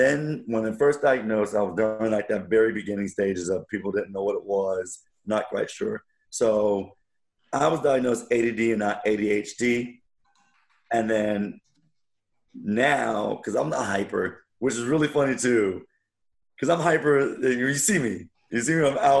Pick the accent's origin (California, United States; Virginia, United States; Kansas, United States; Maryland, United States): Kansas, United States; Wichita; So I was born in Wichita, Kansas, and here's a funny story.